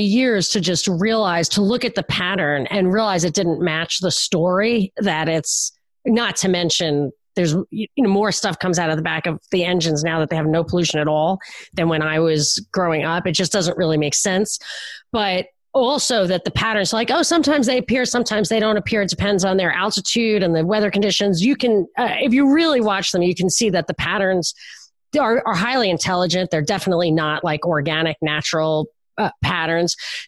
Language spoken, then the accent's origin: English; Brooklyn, New York, United States; I'm from Brooklyn